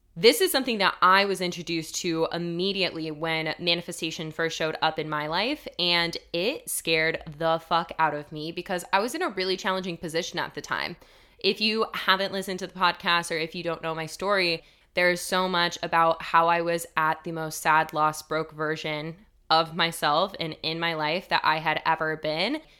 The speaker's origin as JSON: {"language": "English", "region": "Colorado", "country": "United States", "tie": "born or raised there", "also_born_or_lived": "Denver, Colorado", "said": "When I moved from my hometown in Colorado to Denver, Colorado, which was a big move for me. I was eighteen years old"}